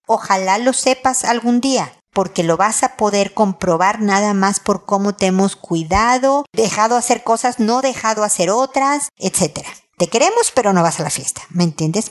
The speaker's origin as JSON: {"language": "Spanish", "country": "Mexico", "also_born_or_lived": "United States", "moved": "as an adult", "lives_now": "Chile", "said": "Ya no vivo en Estados Unidos, ahora vivo en Chile y soy mexicana"}